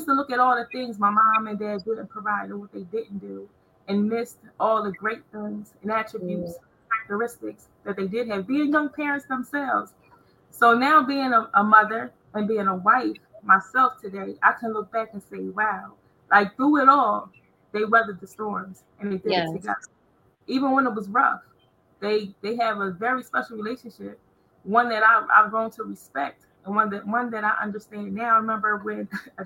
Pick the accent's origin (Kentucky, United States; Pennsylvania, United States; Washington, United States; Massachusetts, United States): Pennsylvania, United States; Coatesville; I'm from Coatesville, Pennsylvania. And I grew up in a community called Carver's Court